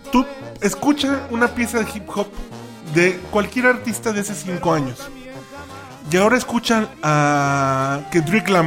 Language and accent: Spanish; Mexico; Y cumple, digamos que cumple con su función que sea lo que escuchamos todo el tiempo como mexicanos.